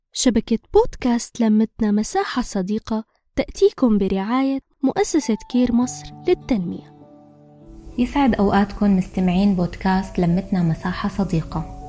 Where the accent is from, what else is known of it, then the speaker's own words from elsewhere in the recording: Syria; moved away as an adult; also born or lived in Egypt; لما طلعت من سوريا صرت لاجئة